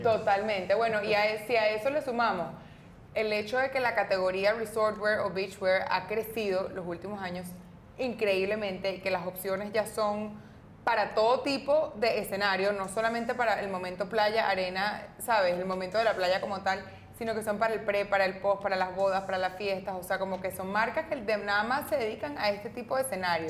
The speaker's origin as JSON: {"language": "Spanish", "country": "Venezuela", "said": "como latinoamericanas o como venezolanas"}